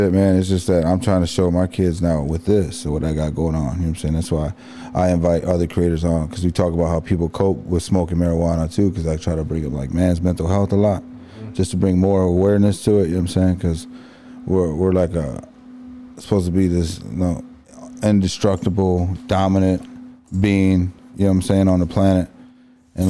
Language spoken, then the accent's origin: English; East Chicago, Indiana, United States; I grew up in East Chicago